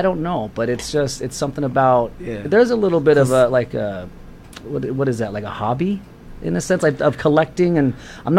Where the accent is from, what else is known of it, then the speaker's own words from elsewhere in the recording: Colorado, United States; moved away as an adult; I'm from Colorado, but okay, I've been out here for 20 years.